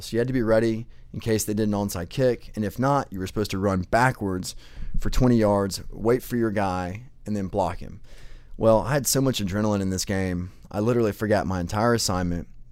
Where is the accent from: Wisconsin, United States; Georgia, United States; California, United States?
Georgia, United States; Atlanta; I was born in Atlanta, Georgia, raised in a great family